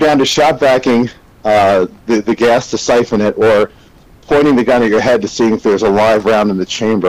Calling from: Tampa, Florida, United States; I'm in Tampa.

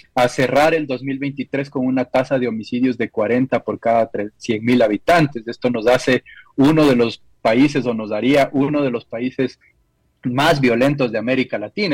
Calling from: Ecuador; Saludos desde Ecuador

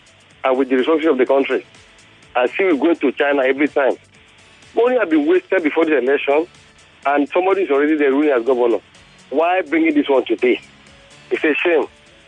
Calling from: Ibeju-Lekki, Lagos, Nigeria; I'm calling from Ibejuleki.

